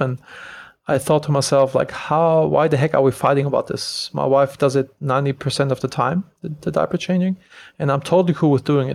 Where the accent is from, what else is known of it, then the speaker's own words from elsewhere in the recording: Germany; moved away as an adult; also born or lived in Los Angeles, United States; now in Bodrum, Turkey; I'm originally from Germany